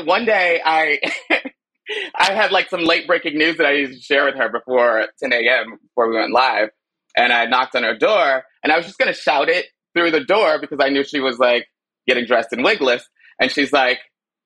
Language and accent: English; Chicago, Illinois, United States; moved away; I was born in Chicago